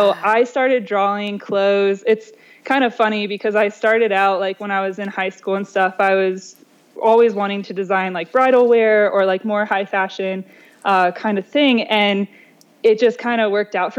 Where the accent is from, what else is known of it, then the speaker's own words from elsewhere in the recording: Ohio, United States; moved away as an adult; also born or lived in Louisiana / Buffalo; I'm originally from Ohio